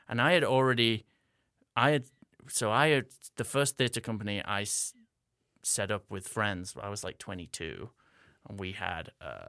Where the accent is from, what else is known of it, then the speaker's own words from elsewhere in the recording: England, United Kingdom; accent: American English hybrid; moved away; as you already heard. I am originally from England, hence having this weird American English hybrid accent that I'm talking to you in. I grew up in Northern England.